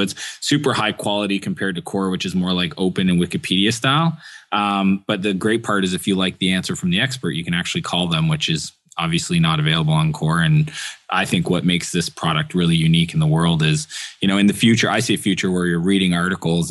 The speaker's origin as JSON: {"language": "English", "region": "Eastern Canada", "country": "Canada", "tie": "born or raised there", "moved": "yes", "said": "where I grew up in Eastern Canada"}